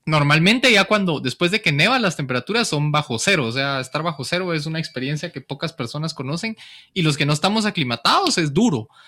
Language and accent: Spanish; Guatemala